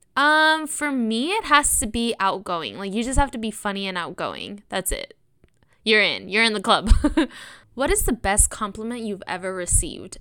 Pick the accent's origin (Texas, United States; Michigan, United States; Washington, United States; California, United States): California, United States; Sonoma; I grew up in Sonoma.